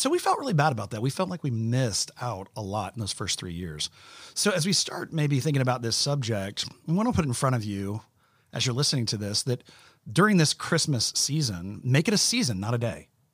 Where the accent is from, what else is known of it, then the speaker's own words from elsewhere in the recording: Orlando, Florida, United States; we grew up in Orlando